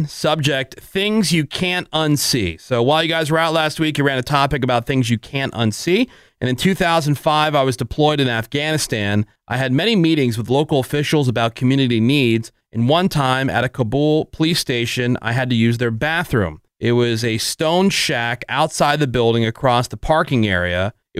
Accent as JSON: {"language": "English", "town": "South Bend", "region": "Indiana", "country": "United States", "tie": "born or raised there", "said": "I went to my hometown of South Bend, Indiana over the 4th of July weekend"}